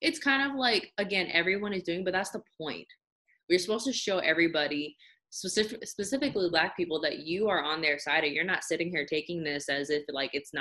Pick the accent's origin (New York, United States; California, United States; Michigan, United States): California, United States; moved away; I'm originally from California